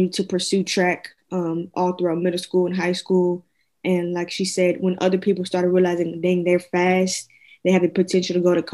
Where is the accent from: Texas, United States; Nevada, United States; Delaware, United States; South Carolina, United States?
Texas, United States; Houston; moved away as an adult; now in Maryland, United States; we're originally from Houston, Houston, Texas, to be exact. We are a long ways from home